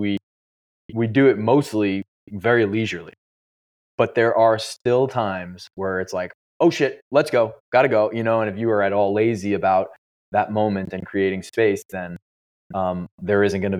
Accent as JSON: {"language": "English", "region": "New York", "country": "United States", "tie": "born or raised there", "said": "I live in New York and I grew up surfing in New York."}